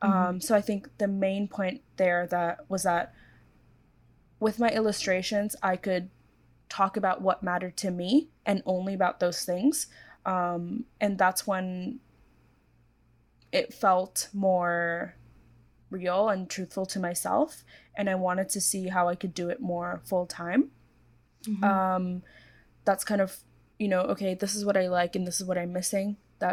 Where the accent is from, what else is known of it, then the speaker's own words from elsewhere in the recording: Hong Kong; also born or lived in India / Korea / United States; So I was born in India, but I grew up in Korea for a few years and then mostly Hong Kong.